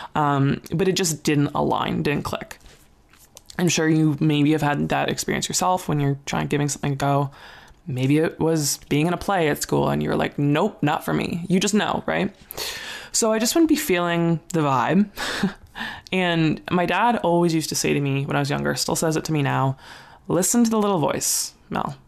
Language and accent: English; Ontario, Canada; moved away; also born or lived in Calgary, Alberta, Canada; I grew up in Ontario, Canada